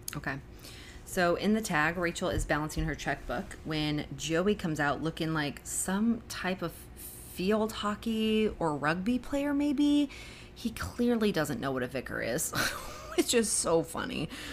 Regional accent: Arizona, United States; also born or lived in Michigan; now in Nashville, United States; I grew up in Arizona

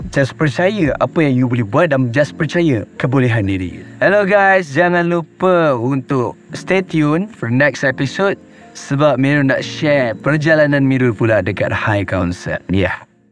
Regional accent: Putrajaya, Malaysia; moved away; also born or lived in Kuala Lumpur / Selangor; saya dibesarkan di Putrajaya membesar di Putrajaya then I moved to Kuala Lumpur

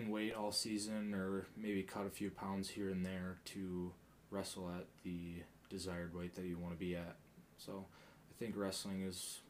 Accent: Spencer, Wisconsin, United States; moved away as an adult; also born or lived in Marshfield, Wisconsin / Fargo, North Dakota; I'm from a little town in central Wisconsin, Spencer, originally from the Dirty Marshfield

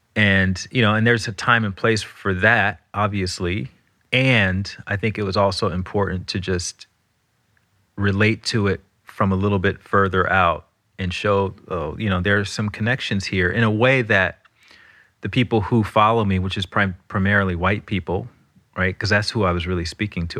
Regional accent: Alabama, United States; I'm from Alabama

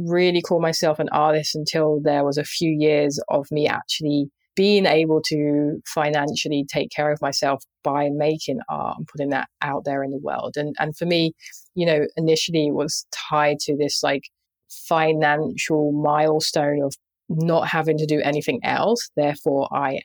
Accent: London, United Kingdom; I grew up in Southeast London

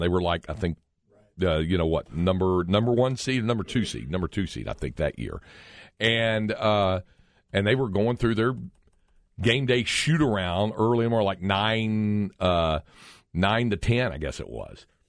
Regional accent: Greensboro, North Carolina, United States; Growing up in Greensboro, North Carolina, we had a regular P G A Tour stop

